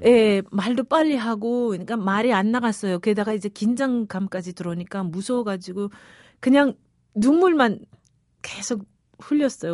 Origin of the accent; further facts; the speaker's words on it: Pyongyang, North Korea; moved away as an adult; also born or lived in Equatorial Guinea / Spain / United States / South Korea; 저는 어릴 때부터 평양에서 자라다 나니까